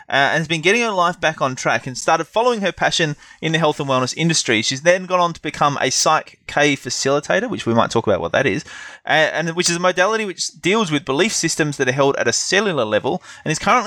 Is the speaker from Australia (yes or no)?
yes; Adelaide, South Australia, Australia; my hometown of Adelaide